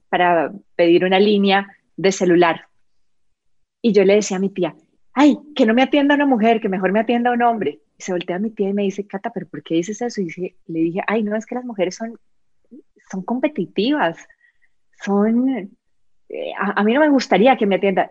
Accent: Colombia; moved away as an adult; now in Costa Rica; yo soy colombiana, eh, me vine a vivir a Costa Rica hace 16 años

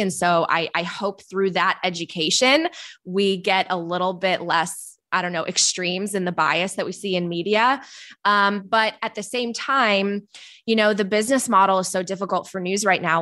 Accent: Palatine, Illinois, United States; also born or lived in Poland; My family came to the suburbs of Chicago when I was five, so I grew up outside Chicago

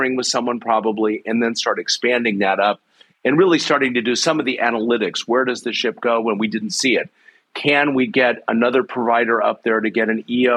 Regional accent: United States; I'm an American

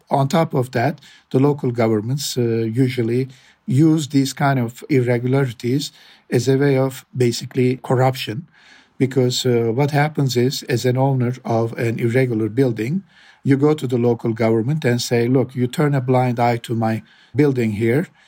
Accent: Adana, Turkey; I'm from Adana

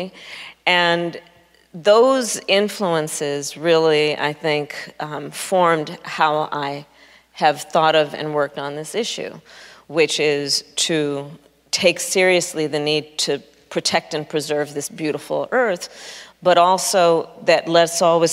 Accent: Oakland, California, United States; I was born in Oakland, California, which is in the Bay Area of California

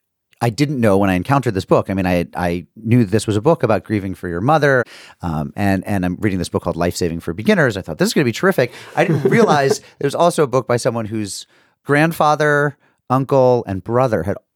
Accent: Springfield, Massachusetts, United States; also born or lived in New York City / Windsor, Connecticut; So I went to high school in Windsor, Connecticut, right near West Hartford. I'm from Springfield.

